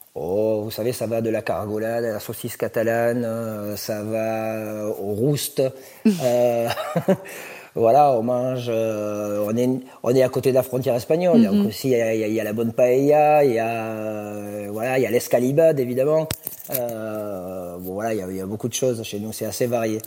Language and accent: French; Thuir, Occitania, France; je suis natif de Tuir